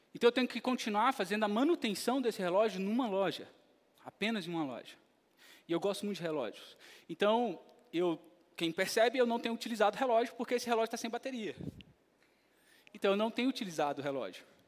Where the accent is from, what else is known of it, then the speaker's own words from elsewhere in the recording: Brazil; Quando eu vou lá para a Venezuela, eu continuo sendo brasileiro